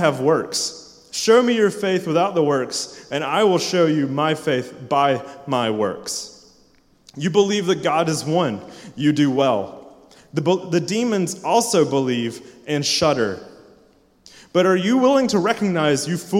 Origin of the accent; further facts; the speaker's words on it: Cowpens, South Carolina, United States; moved away as an adult; also born or lived in Simpsonville, South Carolina; now in Louisville, United States; I grew up in Spartanburg, in the bustling part of Spartanburg called Cowpens